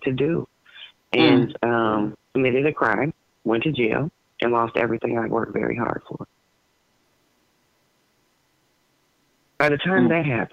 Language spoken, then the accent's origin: English; Ohio, United States; also born or lived in Cincinnati, Ohio; I grew up in Virginia, Ohio